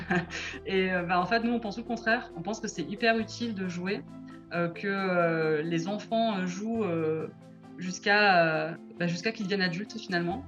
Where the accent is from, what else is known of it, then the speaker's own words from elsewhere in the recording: Marseille, Provence-Alpes-Côte d'Azur, France; now in Bordeaux, France; j'ai grandi à Marseille.